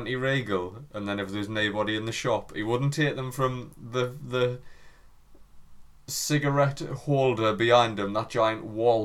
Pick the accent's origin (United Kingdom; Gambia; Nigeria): United Kingdom; England; we are English